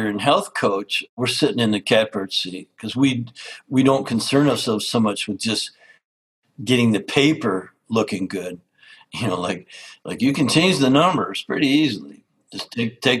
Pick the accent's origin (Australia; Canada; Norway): Canada; I grew up in Canada as an outdoors lover